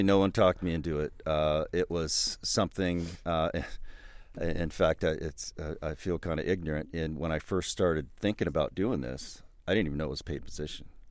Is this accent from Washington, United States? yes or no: no; Southern California, United States; moved away as an adult; also born or lived in Bay Area, California; now in Absarokee, United States; I grew up in Southern California when it was once rural back in the 60s and 70s